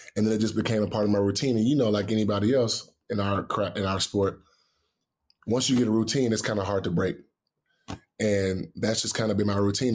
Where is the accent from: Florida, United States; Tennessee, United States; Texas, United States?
Texas, United States; Houston; growing up in Houston